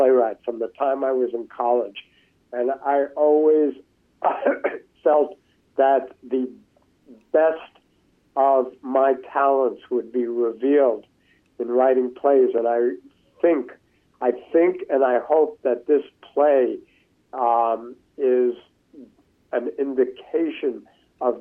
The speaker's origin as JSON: {"language": "English", "town": "New York City", "region": "New York", "country": "United States", "tie": "born or raised there", "said": "growing up in New York City, from the 1950s to the present"}